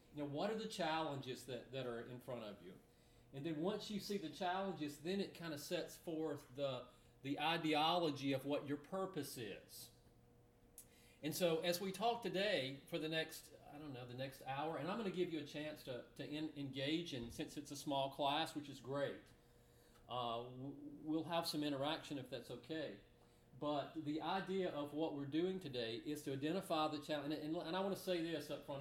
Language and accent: English; Moulton, Alabama, United States; now in Searcy, United States; I'm from Moulton, Alabama